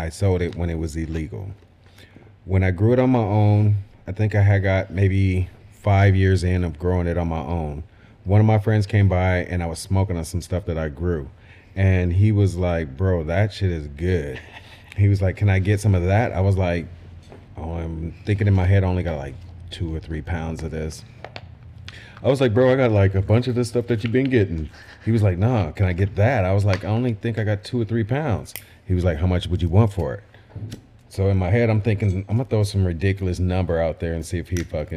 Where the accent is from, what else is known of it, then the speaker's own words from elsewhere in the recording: California, United States; also born or lived in Los Angeles, California; now in Lawton, United States; I'm from California